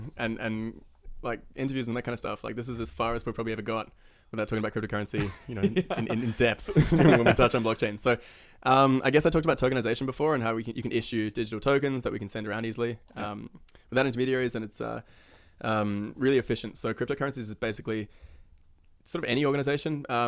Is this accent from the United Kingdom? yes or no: no; New Zealand; born there; I mean, I was born in New Zealand, so you just kind of like forced into it.